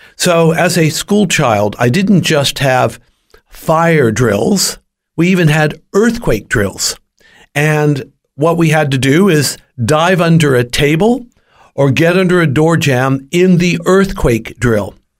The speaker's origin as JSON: {"language": "English", "region": "California", "country": "United States", "tie": "born or raised there", "said": "I was born and raised in California"}